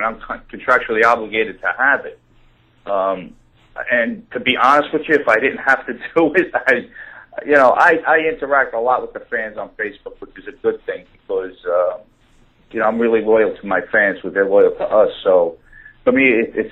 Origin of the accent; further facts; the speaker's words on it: New York City, New York, United States; I was born and raised in Brooklyn, New York